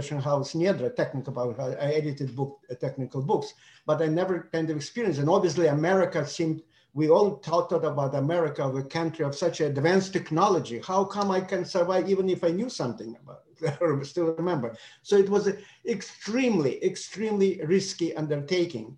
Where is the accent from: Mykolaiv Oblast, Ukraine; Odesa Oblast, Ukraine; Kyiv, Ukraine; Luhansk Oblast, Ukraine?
Odesa Oblast, Ukraine; Odesa; English is a second language; moved away as an adult; now in United States; I'm from Odessa.